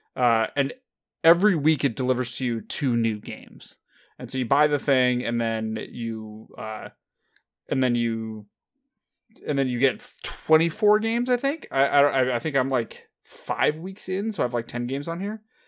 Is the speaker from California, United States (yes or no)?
yes; California, United States; neither of us have lived outside of California our entire lives.